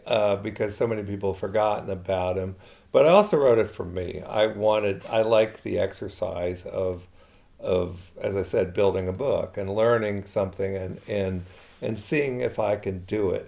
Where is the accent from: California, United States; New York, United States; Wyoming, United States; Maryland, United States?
Maryland, United States; Baltimore; moved away; also born or lived in Eastern United States; I'm not from Montana. Born in Baltimore, grew up in the East.